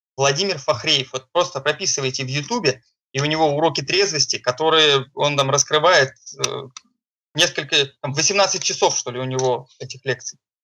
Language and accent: Russian; Saint Petersburg, Russia; я из Санкт-Петербурга.